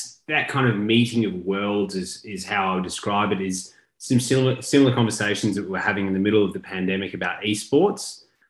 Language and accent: English; Melbourne, Victoria, Australia; I'm from Melbourne and grew up the Australian Open